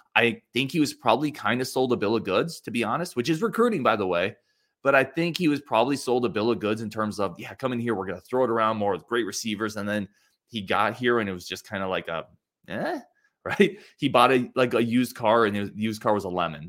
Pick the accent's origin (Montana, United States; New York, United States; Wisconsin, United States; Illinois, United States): Wisconsin, United States; Cumberland; I grew up in Cumberland, Wisconsin, which is the island city